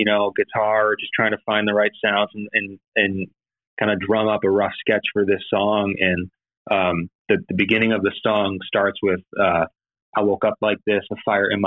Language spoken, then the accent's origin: English; Cleveland, Ohio, United States; moved away; I'm originally from Cleveland, Ohio